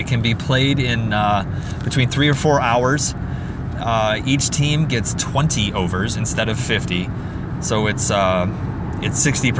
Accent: United States; as an American

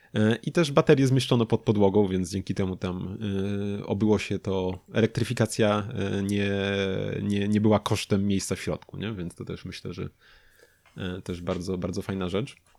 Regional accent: Lubin, Lower Silesian Voivodeship, Poland; u nas w Lubinie

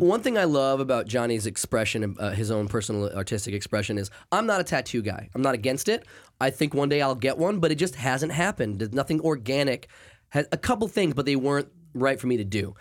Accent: Maine, United States; moved away; since I grew up in Maine.

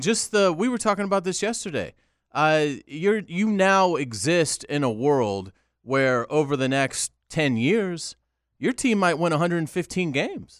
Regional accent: Jacksonville, Florida, United States; born or raised there

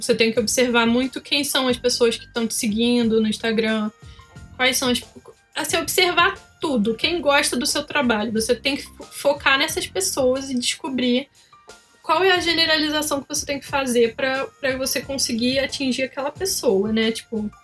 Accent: Petrópolis, Rio de Janeiro, Brazil; now in Curitiba, Brazil; eu sou de Petrópolis, eu não sei se vocês sabem, eu fazia feira lá em Petrópolis, hoje estou morando em Curitiba

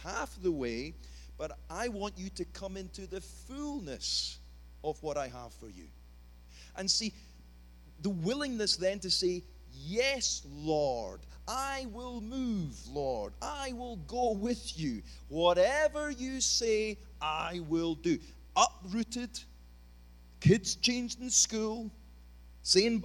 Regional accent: Scotland, United Kingdom; as we would say in Scotland, peely wally.

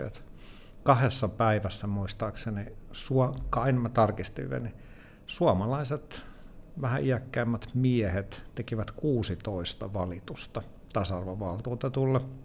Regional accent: Helsinki, Uusimaa, Finland; mä oon itä-helsinkiläinen kuitenkin että mä oon kasvanut Kontulassa ja Myllypurossa

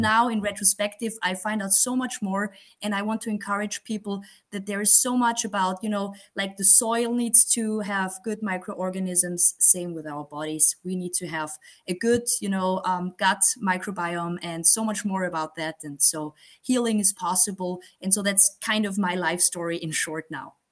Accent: Graz, Styria, Austria; I'm from Austria, as you said. I live in the second biggest city here in Graz, in the state of Styria

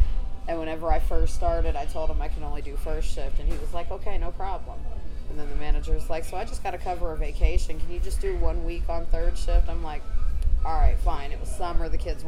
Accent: Pittsburgh, Pennsylvania, United States; moved away; I'm from Pittsburgh

